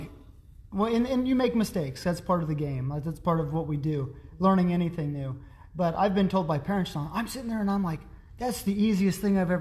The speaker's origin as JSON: {"language": "English", "town": "Pittsfield", "country": "United States", "said": "I'm from Pittsfield, about 4,500"}